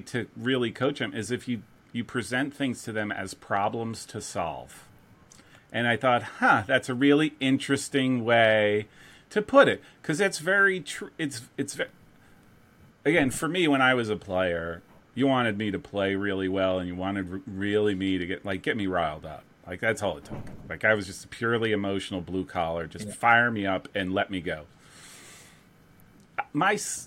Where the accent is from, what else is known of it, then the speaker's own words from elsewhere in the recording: New Jersey, United States; moved away; New Jersey